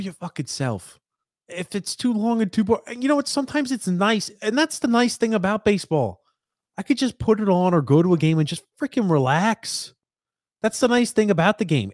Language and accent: English; United States; I'm from the States.